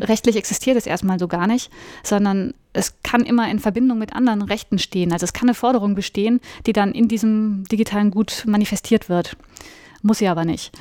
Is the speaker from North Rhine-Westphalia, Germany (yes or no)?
yes; Cologne, North Rhine-Westphalia, Germany; moved away as an adult; also born or lived in New Orleans, United States / Hamburg / Bonn; Ich komme aus Köln und ich habe auch in Köln studiert